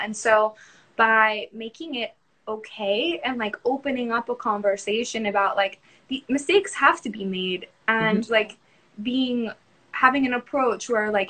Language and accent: English; Tampa, Florida, United States; I'm from Tampa